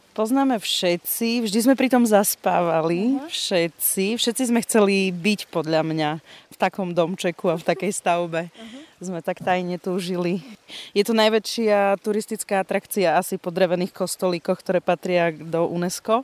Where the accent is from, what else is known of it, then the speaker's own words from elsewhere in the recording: Pichne, Prešov Region, Slovakia; moved away; also born or lived in Bratislava; pochádzam z Pichni a som Rusinka.